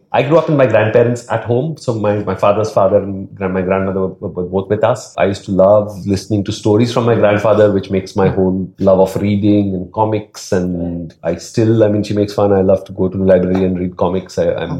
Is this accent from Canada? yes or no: no; Mumbai, Maharashtra, India; I grew up in Dadar, as she said, Matunga. So very much the heartland of Bombay.